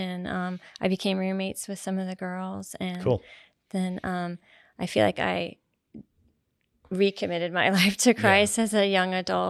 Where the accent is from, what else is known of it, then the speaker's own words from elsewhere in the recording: Maitland, Florida, United States; I grew up in Central Florida in a town called Maitland, just north of Orlando.